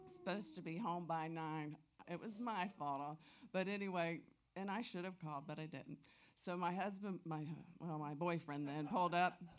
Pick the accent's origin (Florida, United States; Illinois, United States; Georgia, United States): Florida, United States; Tampa; I'm from Tampa, Florida